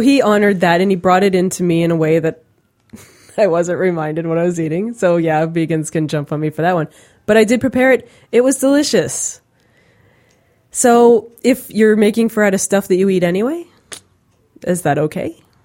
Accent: Pennsylvania, United States; I'm from Pennsylvania

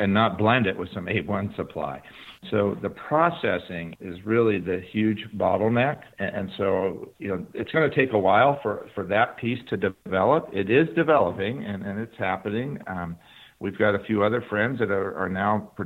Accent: Humboldt County, California, United States; Humboldt County, my hometown

